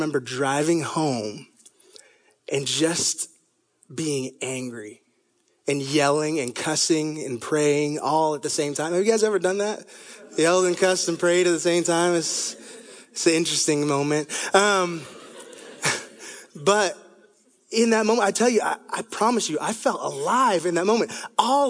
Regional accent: Toronto, Ontario, Canada; moved away; I was 3 years old, and I grew up in Toronto, Canada.

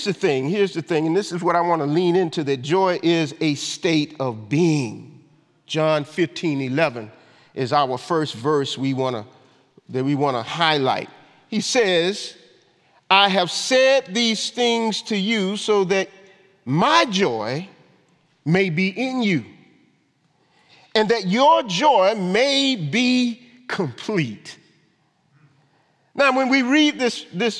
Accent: Augusta, Georgia, United States; moved away; my hometown, Augusta, Georgia

